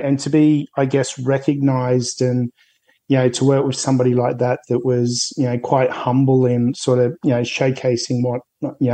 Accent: an hour north of Sydney, New South Wales, Australia; I sort of grew up an hour's north or an hour 20 minutes north of Sydney

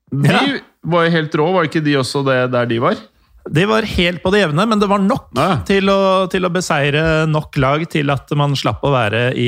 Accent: Norway; Man var stolt som nordmann av å ha Rosenborg

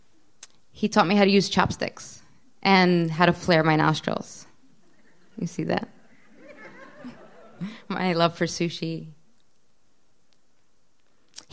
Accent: Baltimore, Maryland, United States; English is a second language; also born or lived in Israel; I turned two on the airplane from Israel to Baltimore. We were immigrating

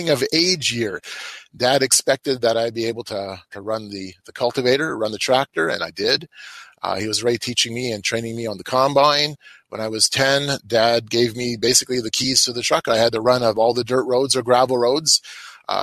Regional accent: Manitoba, Canada; I'm from the Canadian prairies of Manitoba. I grew up on a grain farm. I still live in the same region.

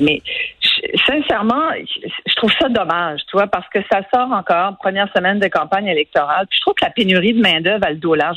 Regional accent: Quebec, Canada; first language French

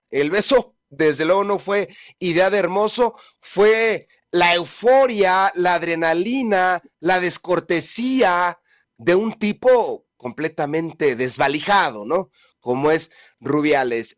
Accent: Mexico

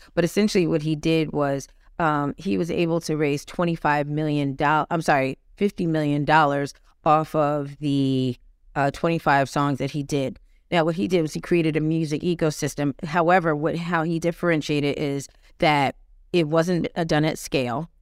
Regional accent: New York City, New York, United States; moved back to my hometown, New York City, Harlem, New York

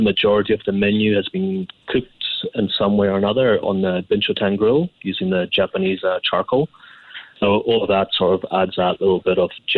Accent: Scotland, United Kingdom; I mean, where I was born in Scotland, we had, you know, some of the best produce in the world from lobsters, langoustines, crab, and then going on to game.

